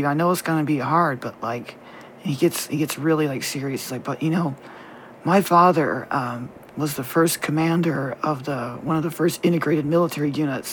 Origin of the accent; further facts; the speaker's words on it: the South, United States; we were raised in the South